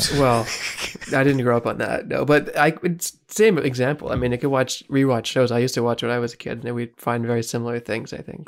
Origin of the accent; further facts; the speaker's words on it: Canada; as a Canadian